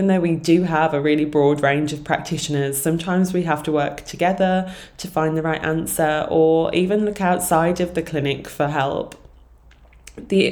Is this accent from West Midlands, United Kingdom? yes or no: yes; Sutton Coldfield, West Midlands, United Kingdom; also born or lived in London; I moved right back to my hometown of Sutton Coalfield.